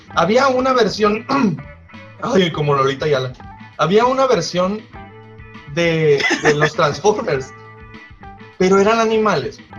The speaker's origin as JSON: {"language": "Spanish", "town": "Guaymas", "region": "Sonora", "country": "Mexico", "tie": "born or raised there", "also_born_or_lived": "Hermosillo", "said": "No, yo nací en Guaymas."}